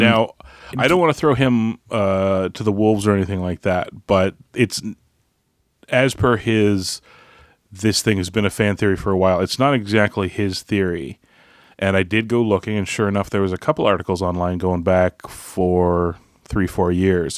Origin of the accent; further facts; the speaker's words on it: Canada; I'm Canadian